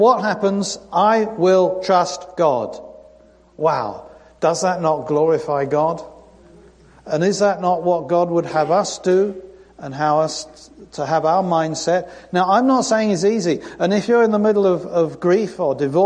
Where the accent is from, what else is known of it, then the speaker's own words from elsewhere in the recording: United Kingdom; moved away; I'm British